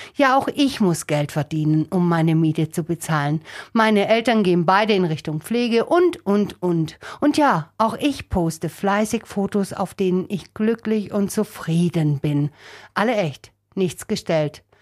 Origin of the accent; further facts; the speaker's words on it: Germany; bei uns in Deutschland